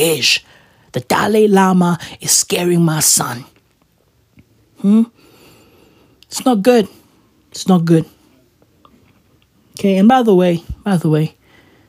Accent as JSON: {"language": "English", "town": "Johannesburg", "region": "Gauteng", "country": "South Africa", "said": "I'm from Johannesburg. I'm from Gauteng"}